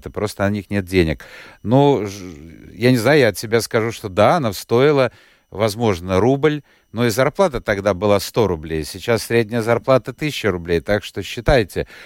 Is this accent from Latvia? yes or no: yes; Riga, Latvia; born there; Я тоже родилась в Риге давно